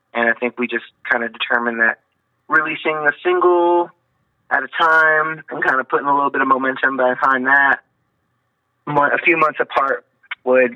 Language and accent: English; Corpus Christi, Texas, United States; I'm from South Texas, Corpus Christi, over by the dirty water and the Gulf